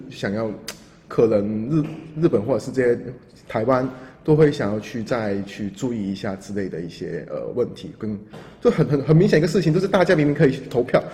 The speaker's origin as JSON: {"language": "Chinese", "country": "Hong Kong", "moved": "yes", "lives_now": "Taiwan", "said": "我在作为一个香港人啊，在台湾这个环境生活那么久"}